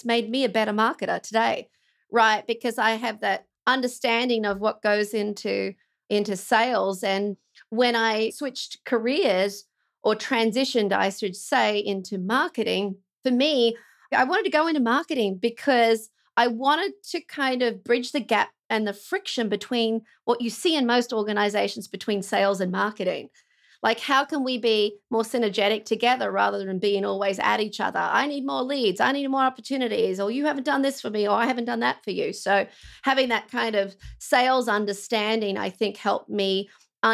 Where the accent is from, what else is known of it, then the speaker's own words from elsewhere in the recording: Australia; moved away as an adult; now in United States; I'm an Aussie, obviously. So if you can't tell by my accent